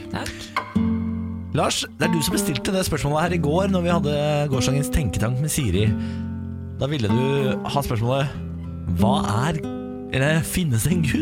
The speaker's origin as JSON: {"language": "Norwegian", "region": "Østfold", "country": "Norway", "said": "jeg er fra Østfold, jeg."}